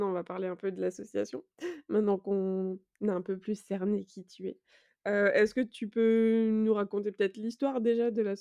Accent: Bordeaux, Nouvelle-Aquitaine, France; moved away; nous aussi, on est originaire de Bordeaux parce qu'on a grandi là-bas.

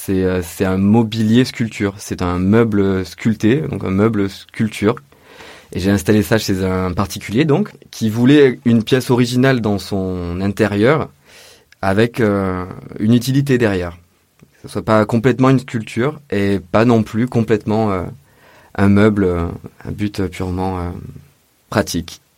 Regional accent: Orange, Provence-Alpes-Côte d'Azur, France; moved away as an adult; also born or lived in Montpellier / Belgium; now in Marseille, France; Je suis né euh, à Orange dans le 84 donc c'est dans le Vaucluse, à à peu près 100 km de Marseille, plus au nord. J'ai grandi là-bas jusqu'à la majorité, à 18 ans

